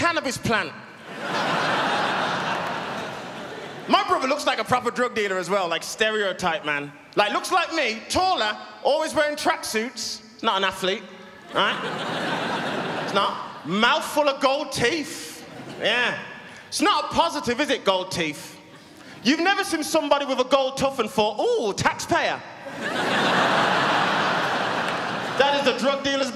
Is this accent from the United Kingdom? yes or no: yes; United Kingdom; I'm British.